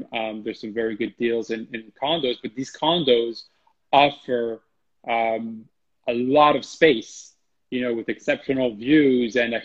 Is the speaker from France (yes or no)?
yes; France; moved away; France, my home country